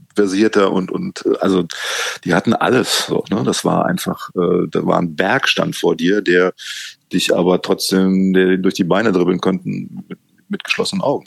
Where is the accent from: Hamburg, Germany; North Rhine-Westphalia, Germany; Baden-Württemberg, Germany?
North Rhine-Westphalia, Germany; Cologne; ich bin hier in Köln geboren